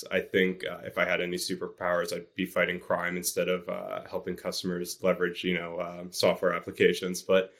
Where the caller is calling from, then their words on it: New York City, New York, United States; I'm actually calling in from my apartment in New York City. I've been living here for quite some time